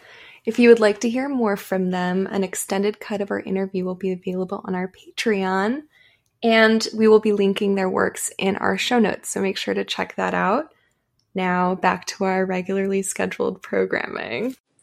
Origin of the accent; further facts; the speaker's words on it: Corpus Christi, Texas, United States; the place of my hometown, Corpus Christi